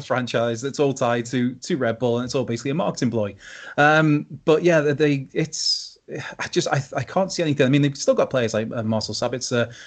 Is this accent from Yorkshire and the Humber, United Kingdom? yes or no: no; Wales, United Kingdom; speaking as a Welshman